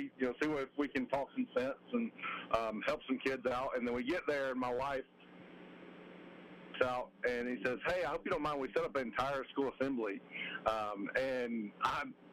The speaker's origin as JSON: {"language": "English", "town": "Roanoke", "region": "Alabama", "country": "United States", "tie": "born or raised there", "said": "growing up in Alabama, those hot days, remember high school ball, JV ball"}